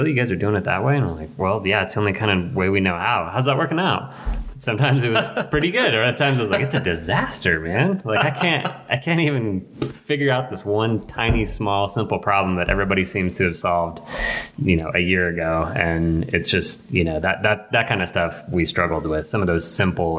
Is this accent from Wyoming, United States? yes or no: yes; Laramie, Wyoming, United States; growing up in Laramie